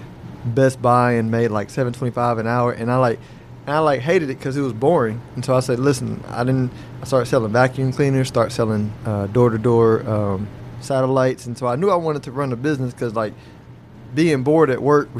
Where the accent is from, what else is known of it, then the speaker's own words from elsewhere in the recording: Houston, Texas, United States; I grew up in Houston, close to Willow Ridge